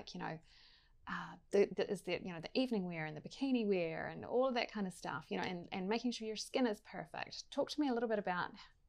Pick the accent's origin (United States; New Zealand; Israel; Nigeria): New Zealand; South Island; I grew up in South Island